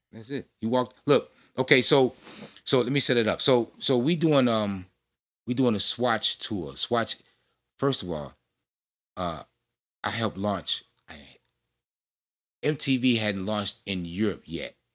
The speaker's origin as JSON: {"language": "English", "town": "Chicago", "region": "Illinois", "country": "United States", "said": "I'm fresh from Chicago South Side."}